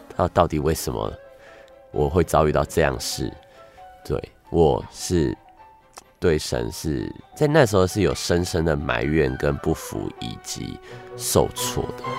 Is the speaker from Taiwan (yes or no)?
yes; Taiwan; 在这个成长过程中， 呃， 我就好像在这个， 呃， 台湾社会中的每一个开开心心上学的小孩一样